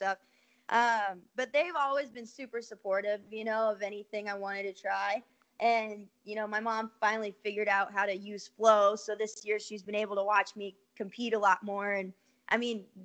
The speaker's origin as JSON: {"language": "English", "region": "California", "country": "United States", "tie": "born or raised there", "said": "growing up in California, there's a lot of water polo teams out there"}